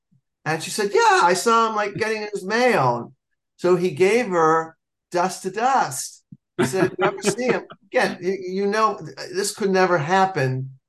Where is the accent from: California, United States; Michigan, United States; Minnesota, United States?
California, United States; Los Angeles; even though I was born and raised here in Los Angeles. My parents didn't have nothing. We did live in Beverly Hills